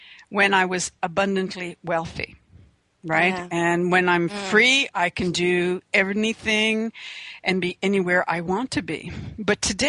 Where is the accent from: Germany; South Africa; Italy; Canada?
Canada; We're two Canadian women